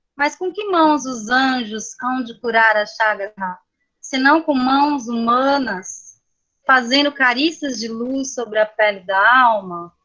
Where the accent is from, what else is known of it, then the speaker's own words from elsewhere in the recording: São Paulo, Brazil; moved away as an adult; also born or lived in Minas Gerais; eu sou de São Paulo, sou nascida na capital